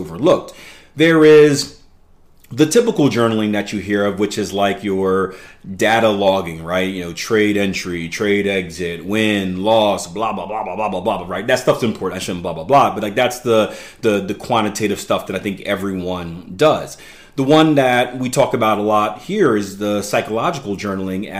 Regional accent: Philadelphia, Pennsylvania, United States; I grew up in Philadelphia, PA, which isn't the greatest place in the world

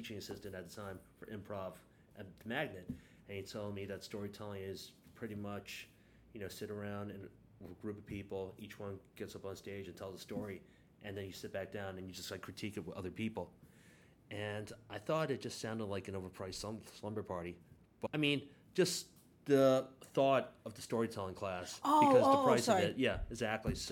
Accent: New York City, New York, United States; I was born and raised in the Bronx

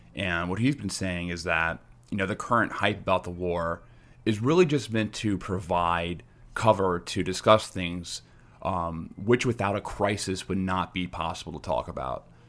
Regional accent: United States; As an American who lives in a major city

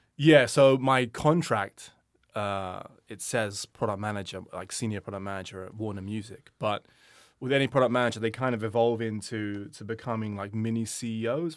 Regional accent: London, United Kingdom; when I grew up in London

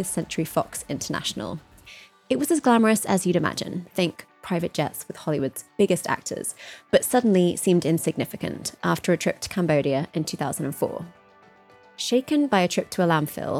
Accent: United Kingdom; moved away as an adult; now in United States; I'm from the UK, but I've been in the US for about 8 years now, 8.5 years

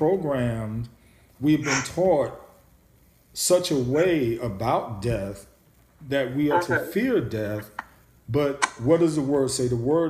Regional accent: New York, United States; growing up in New York

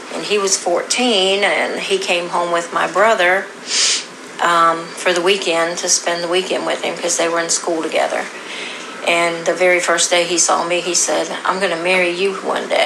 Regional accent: Canton, Ohio, United States; moved away as an adult; also born or lived in Blythewood, South Carolina; now in South Carolina, United States; I was born and raised in Canton, Ohio. I'm a transplanted Yankee. But I came to South Carolina with my first husband

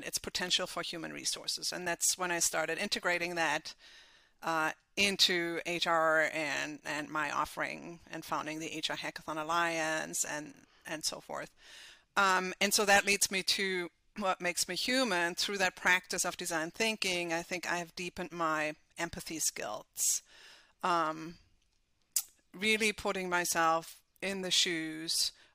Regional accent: Germany; accent: slight German accent; English is a second language; moved away as an adult; now in United States; my slight accent is from Germany, so I was born and raised in Germany, and I've lived in the U.S. now for about 17 years.

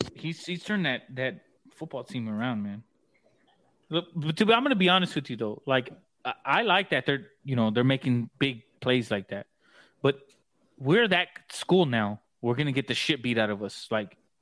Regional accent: San Antonio, Texas, United States; moved away; I'm from San Antonio

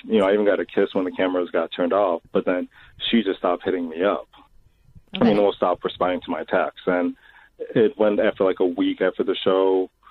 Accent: Chicago, Illinois, United States; I'm from Chicago.

